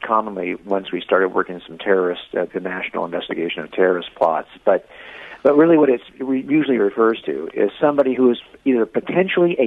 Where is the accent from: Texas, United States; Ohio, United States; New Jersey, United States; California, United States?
California, United States; Los Angeles County, Southern; I was raised in Southern California here in Los Angeles County